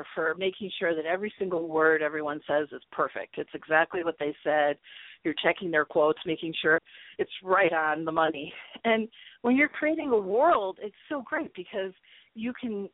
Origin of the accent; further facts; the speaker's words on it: Chicago, Illinois, United States; also born or lived in Arizona / New York / Las Vegas, Nevada; now in Nevada, United States; I grew up in Chicago and lived in Chicago for a number of years